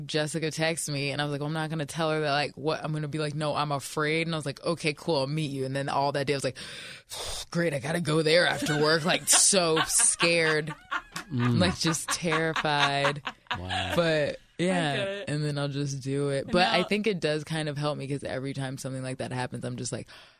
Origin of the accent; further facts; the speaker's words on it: Baltimore, Maryland, United States; born there; And then my parents live in Florida, and I was born in Baltimore, so everybody else lives there pretty much.